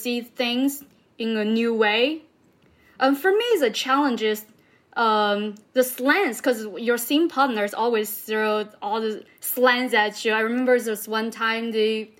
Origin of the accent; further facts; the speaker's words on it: Southwest China, China; moved away; I grew up in a small town in southwest of part of China